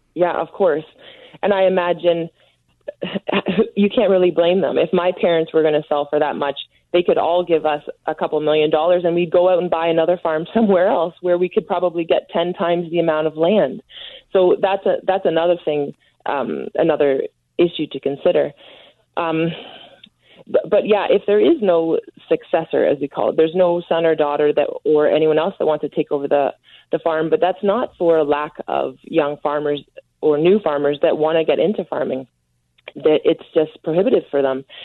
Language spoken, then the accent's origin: English; Ontario, Canada; I'm from Ontario